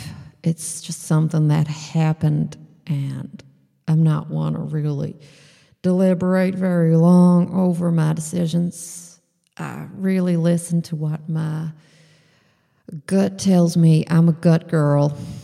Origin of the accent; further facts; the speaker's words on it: Texas, United States; even though I'm from Texas and you would never think that somebody from Texas would have this problem, I actually have a vitamin D problem.